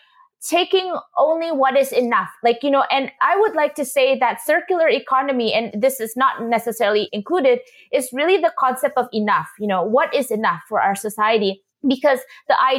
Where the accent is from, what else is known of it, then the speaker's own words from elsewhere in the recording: Indonesia; moved away; I come from Indonesia, a culture, you know, traditionally where we would have people like vendors coming, you know, in front of our house, and they would fix shoes